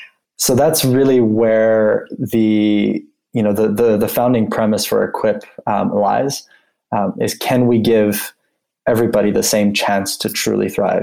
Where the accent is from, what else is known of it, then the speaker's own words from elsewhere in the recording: Geneva, Switzerland; before that, I grew up in Geneva, Switzerland. And being from there, my parents worked at the UN, and sort of coming from a UN family